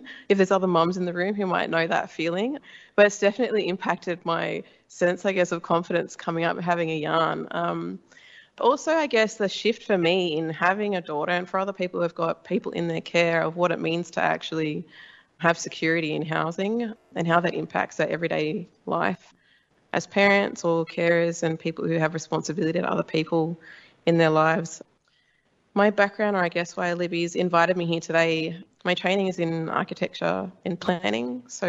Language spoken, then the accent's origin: English; Illawarra, New South Wales, Australia; So I've been working on my own projects back on my home country on the south coast in the Illawarra of New South Wales.